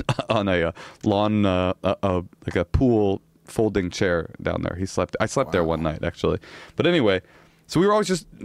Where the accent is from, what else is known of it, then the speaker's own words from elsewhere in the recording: Oakland, California, United States; I'm from Oakland.